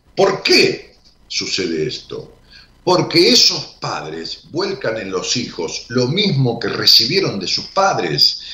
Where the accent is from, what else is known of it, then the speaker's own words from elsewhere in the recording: Argentina; en Raúl Mejía, mi pueblo